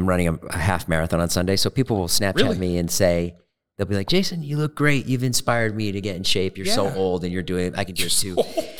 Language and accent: English; Boston, Massachusetts, United States; Did you cuff your jeans like I did growing up in Boston?